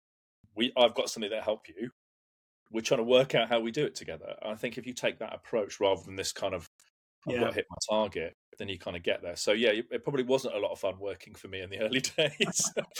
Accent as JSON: {"language": "English", "country": "United Kingdom", "tie": "born or raised there", "also_born_or_lived": "London / Hampshire", "lives_now": "Surbiton, United Kingdom", "said": "I grew up predominantly between London and Hampshire"}